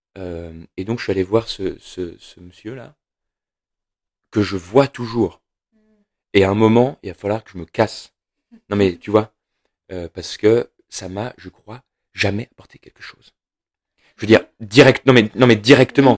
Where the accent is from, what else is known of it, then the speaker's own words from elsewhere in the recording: Saint-Étienne, Auvergne-Rhône-Alpes, France; j'ai grandi à Saint-Étienne, la ville noire